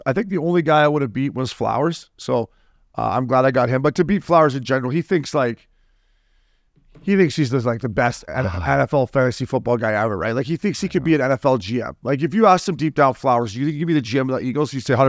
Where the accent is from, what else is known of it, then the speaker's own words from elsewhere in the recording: Canada; I'm Canadian